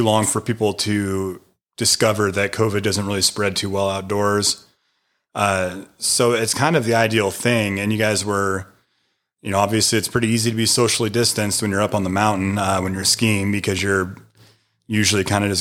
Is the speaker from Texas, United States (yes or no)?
no; Washington, United States; now in Maggie Valley, North Carolina, United States; growing up in Washington State